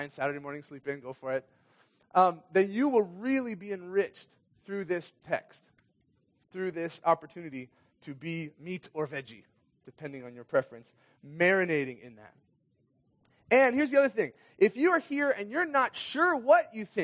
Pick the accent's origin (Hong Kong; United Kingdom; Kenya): Kenya; Anyway, I grew up in Kenya. My parents were missionaries in Kenya and moved there when I was six years old.